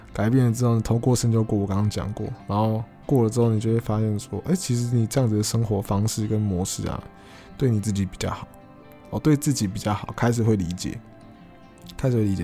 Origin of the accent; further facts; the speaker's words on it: Taiwan; 我从小我就住得这么方便嘛，我从小就是 呃，在可能综合长大嘛，那那地方其实算是很方便啦，你吃东西啦，或者你要去台北市，你要坐捷运什么，其实都有，都很方便